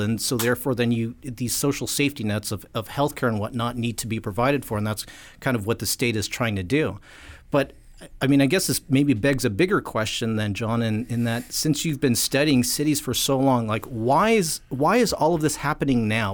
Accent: California, United States; My home state of California

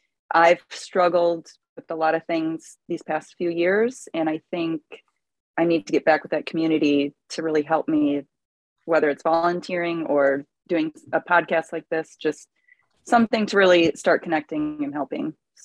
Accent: Detroit, Michigan, United States; also born or lived in various; And I am originally from Detroit. I've moved all over. I was in the Navy.

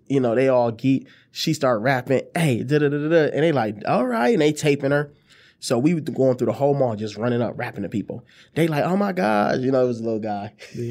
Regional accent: Detroit, Michigan, United States; I said, my fault, fam, I'm from Detroit.

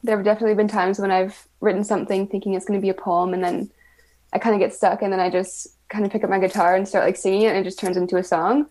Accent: Winnipeg, Manitoba, Canada; I grew up in Winnipeg

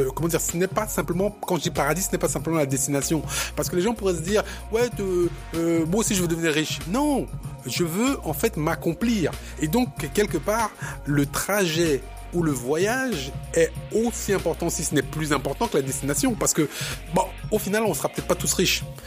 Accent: Cameroon; moi, je, je viens du Cameroun

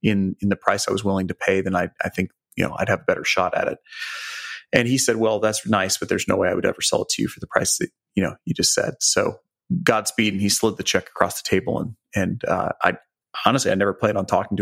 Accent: Joplin, Missouri, United States; I grew up in Joplin, Missouri, so southwest corner of the state

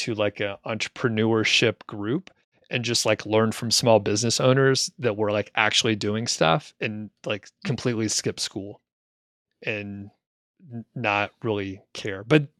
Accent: Atlanta, Georgia, United States; And I was from the Atlanta area, which grew a lot of residential, a lot of commercial.

